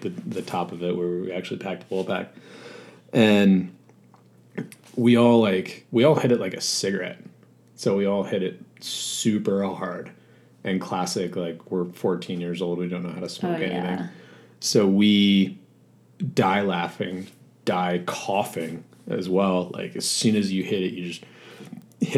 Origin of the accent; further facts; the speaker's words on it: Long Island, New York, United States; I grew up in New York, actually on Long Island. So I was about 2 hours east of New York City